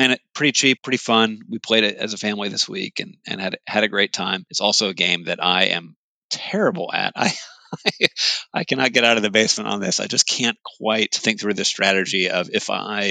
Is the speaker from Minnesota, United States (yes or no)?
no; Hawaii, United States; now in Midwest, United States; growing up in Hawaii